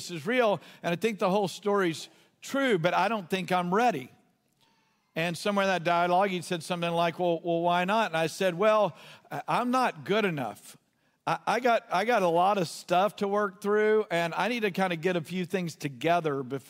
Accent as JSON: {"language": "English", "region": "Southeast Texas", "country": "United States", "tie": "born or raised there", "said": "I grew up in Southeast Texas, and Southeast Texas, boys didn't cry"}